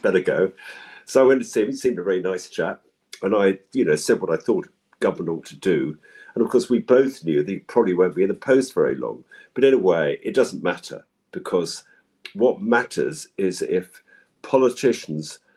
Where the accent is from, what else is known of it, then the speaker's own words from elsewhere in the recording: London, United Kingdom; I grew up in London